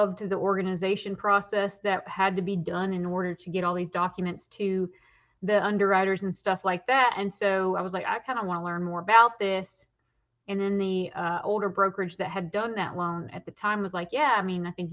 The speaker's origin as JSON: {"language": "English", "region": "Tennessee", "country": "United States", "also_born_or_lived": "Smoky Mountains", "said": "we're originally from the Tennessee area with the Partons, but moved here in 2011 with my singing career"}